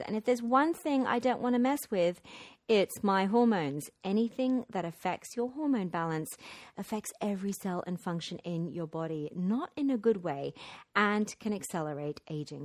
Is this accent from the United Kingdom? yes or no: yes; London, United Kingdom; moved away; my hometown of London.